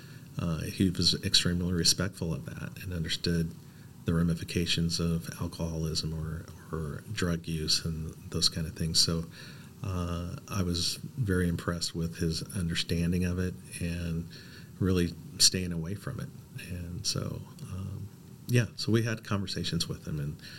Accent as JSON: {"language": "English", "town": "Portland", "region": "Oregon", "country": "United States", "tie": "born or raised there", "said": "I was born and raised here in Portland."}